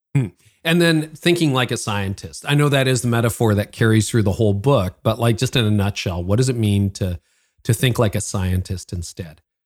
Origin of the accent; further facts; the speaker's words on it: Canada; I'm Canadian, so I live north of Toronto